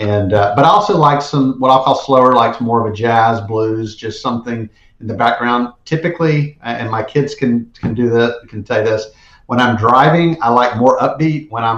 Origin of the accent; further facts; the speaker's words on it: South Georgia, United States; I was from South Georgia, and so … went to Georgia Southern, which is like a stone throw from where I grew up.